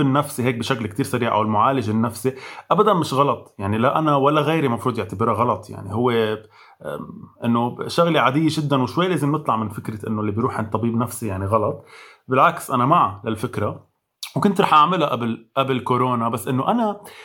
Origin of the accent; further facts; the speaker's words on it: Lebanon; مش بس كلبنانيه كعرب